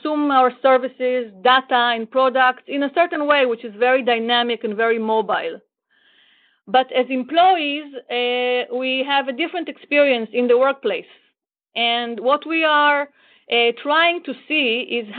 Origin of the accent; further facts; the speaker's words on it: Israel; also born or lived in Florida; I am from Israel